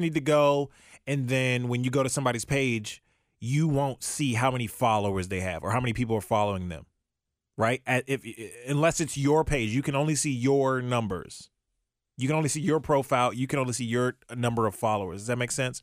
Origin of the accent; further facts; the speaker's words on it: Maryland, United States; also born or lived in Virginia; now in Ohio, United States; I was born and raised in Maryland